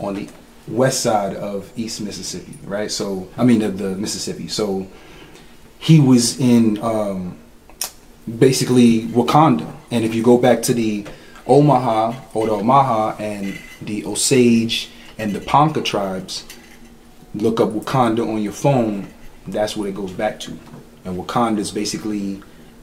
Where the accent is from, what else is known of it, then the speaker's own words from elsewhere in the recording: Dominican Republic; moved away; I'm Dominican. I was born there. I don't speak Spanish, but I was born there